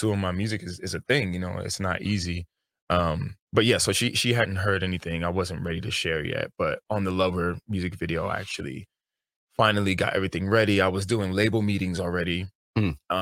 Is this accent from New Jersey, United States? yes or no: no; New York, United States; I'm from New York